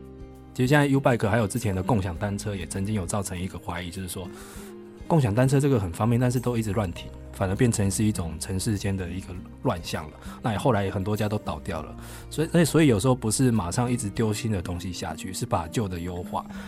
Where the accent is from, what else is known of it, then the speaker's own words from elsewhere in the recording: Kaohsiung, Taiwan; 第二个有捷运的城市是高雄哦，我的我的故乡这样子。